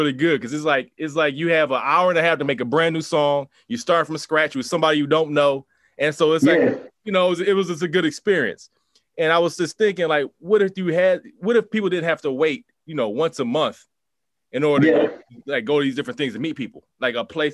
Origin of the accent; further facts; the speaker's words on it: Atlanta, Georgia, United States; now in Washington, D.C., United States; I'm from Atlanta originally.